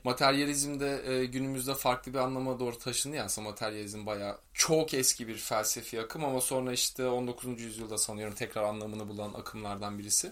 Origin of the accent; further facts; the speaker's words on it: Turkey; moved away as an adult; also born or lived in Spain; ben de Türk'üm